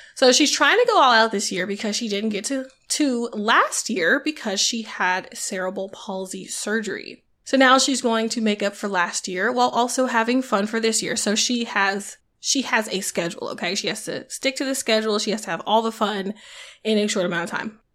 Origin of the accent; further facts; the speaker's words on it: the South, Southern United States, United States; So my country self was just, like, all the more endeared, I guess, to them, 'cause it felt familiar 'cause I'm from South